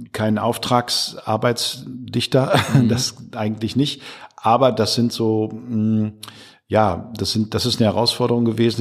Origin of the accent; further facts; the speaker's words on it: Münsterland, North Rhine-Westphalia, Germany; moved away as an adult; now in Ruhr area, Germany; Ich bin seit 25 Jahren hier mit der Familie mhm. äh, oder mittlerweile mit Familie und äh, bin ja aus dem Münsterland